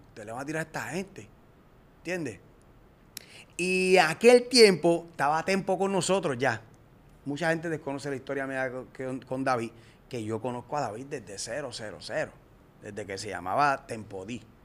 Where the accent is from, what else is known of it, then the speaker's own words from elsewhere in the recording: Puerto Rico; prácticamente en Puerto Rico solamente hacíamos